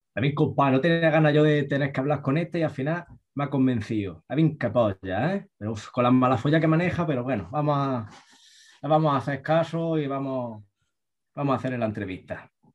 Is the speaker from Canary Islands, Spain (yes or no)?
no; Granada, Andalusia, Spain; nosotros los granadinos nos caracterizamos por ser gente realmente muy particular